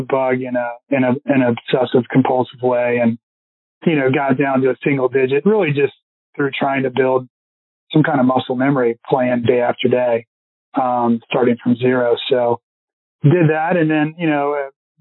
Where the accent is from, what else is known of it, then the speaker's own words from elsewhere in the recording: Richmond, Virginia, United States; growing up in Richmond